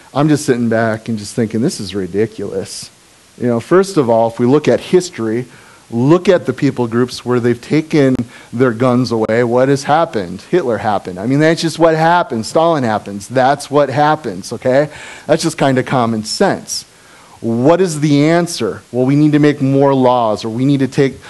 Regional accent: Appleton, Wisconsin, United States; now in Kaukauna, United States; I grew up in Appleton.

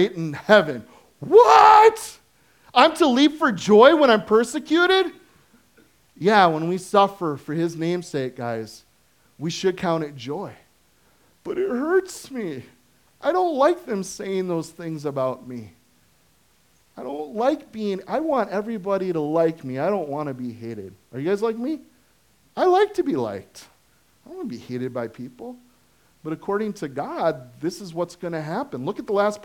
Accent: United States; I am an American consuming Christian

